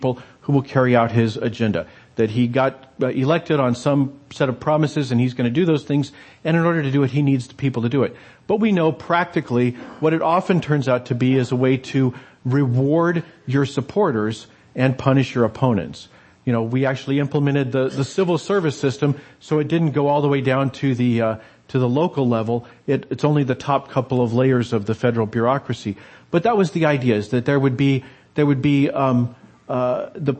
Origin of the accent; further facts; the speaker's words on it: United States; us as Americans